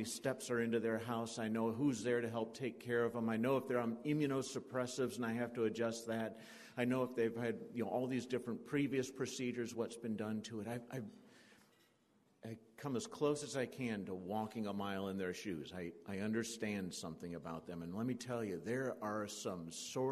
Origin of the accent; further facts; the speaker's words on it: southern Indiana, United States; I'm from Indiana, southern Indiana